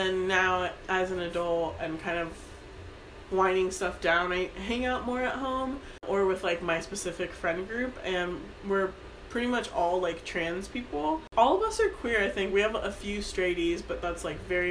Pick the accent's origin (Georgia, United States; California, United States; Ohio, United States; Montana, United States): California, United States; Sacramento; also born or lived in Folsom, California; I was born in South Sacramento, and then I moved to Midtown in my, like, early childhood, and then I actually moved to Folsom with my family, and then came back here